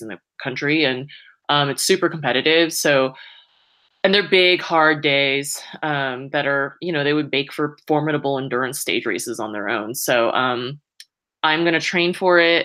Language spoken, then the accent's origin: English; Saratoga, California, United States; now in Boulder, United States; I grew up in the Bay Area, so about an hour south of San Francisco, in this little town of Saratoga